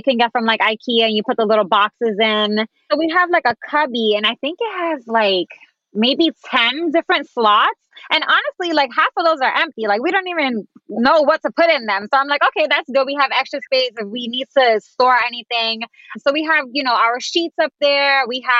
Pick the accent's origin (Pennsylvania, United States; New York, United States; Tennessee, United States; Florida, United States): New York, United States; New York City; moved away as an adult; also born or lived in Dallas; I grew up in tiny spaces. I mean, I'm from the Bronx, so our apartments were like tiny.